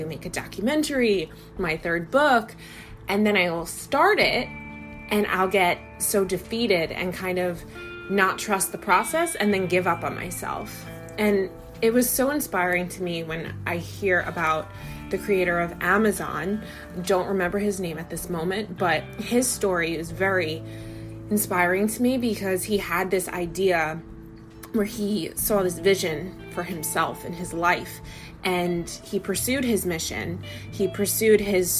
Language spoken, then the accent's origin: English; United States; As an American